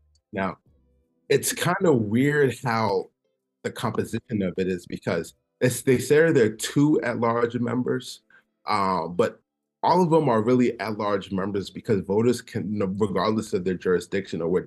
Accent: Olney, Maryland, United States; I was born and raised in Montgomery County. I went to Greenwood Elementary in Alney, Rosa Parks Elementary in Alney, and Sherwood High School in Alney.

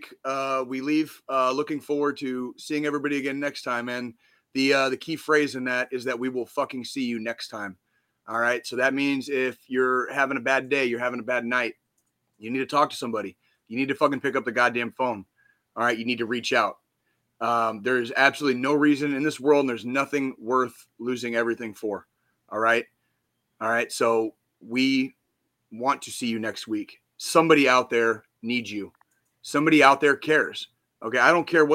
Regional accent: Tucson, Arizona, United States; I grew up there, right? I grew up in Tucson.

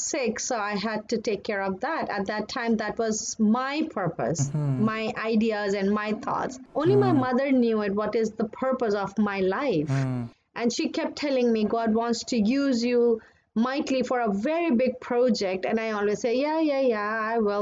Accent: Pakistan; moved away as an adult; also born or lived in Dubai, United Arab Emirates / Toronto, Canada; now in Vancouver, Canada; I'm Pakistani

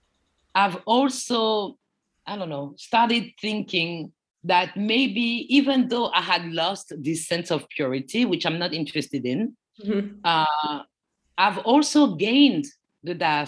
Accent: Paris, Île-de-France, France; English is a second language; also born or lived in United States; I was born in Paris, France, and my parents came from the Ivory Coast

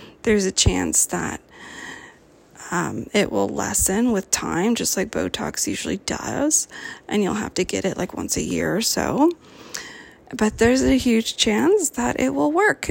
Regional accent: Cupertino, California, United States; now in Oregon, United States; I'm from California, born and raised in Cupertino.

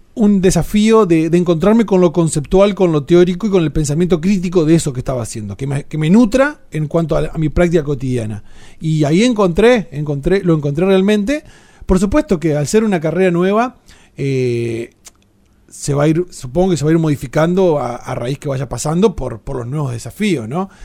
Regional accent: Entre Ríos, Argentina; somos una, un mestizaje de todo eso en Entre Ríos

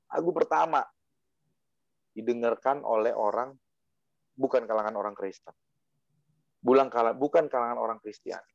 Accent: Java, Indonesia; saya asli Jawa soalnya.

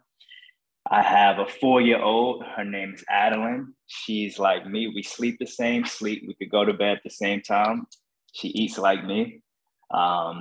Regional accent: New York City, New York, United States; moved away; also born or lived in Boston; I'm originally from Brooklyn, New York

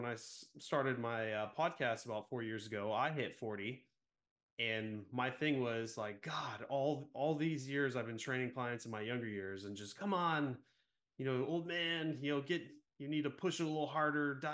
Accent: Central California, United States; I was born and raised in Central California

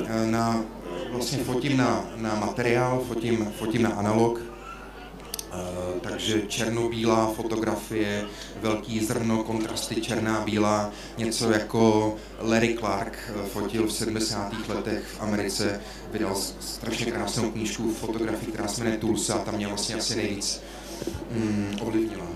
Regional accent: Uherský Brod, Zlín Region, Czechia; moved away; pocházím z Horského Brodu

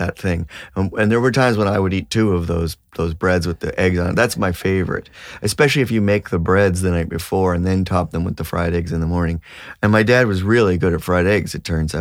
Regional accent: Toronto, Ontario, Canada; now in Nova Scotia, Canada; in Toronto. I grew up in Toronto.

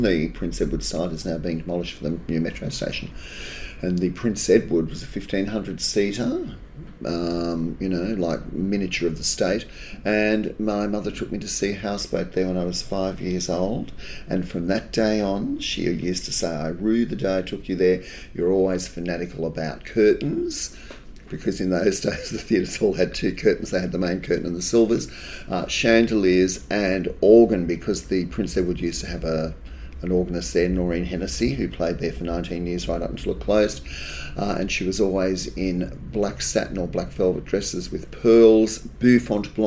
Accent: Sydney, New South Wales, Australia; I grew up in Gaimia

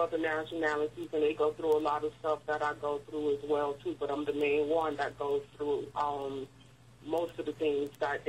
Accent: Florida, United States; moved away as an adult; now in Oslo, Norway; I'm from Florida.

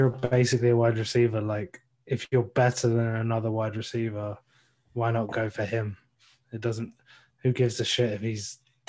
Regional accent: England, United Kingdom; I'm from England.

